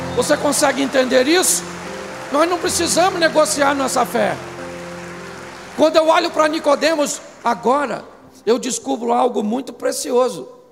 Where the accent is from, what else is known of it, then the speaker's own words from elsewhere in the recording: Rio de Janeiro, Brazil; Eu sou carioca